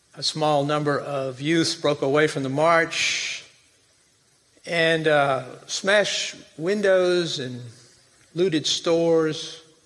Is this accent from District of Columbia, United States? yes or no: no; Jackson, Tennessee, United States; moved away; I'm not from Memphis. I'm from a city about 80 miles northeast of Memphis, uh, Jackson, Tennessee